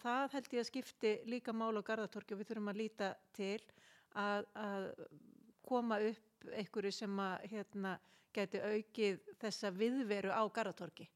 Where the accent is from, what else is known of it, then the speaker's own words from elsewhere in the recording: Kópavogur, Capital Region, Iceland; also born or lived in Selfoss / Australia; now in Garðabær, Iceland; ég er alveg upp í Kópavóinum, bjón okkur ára og selfósi sem barn